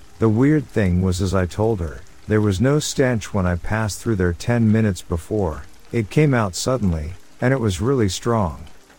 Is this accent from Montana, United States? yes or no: no; Florida, United States; now in South Carolina, United States; I'm from Florida. Right, so I've got a story. I've lived in Florida most of my life until October 2020, when I moved to upstate South Carolina.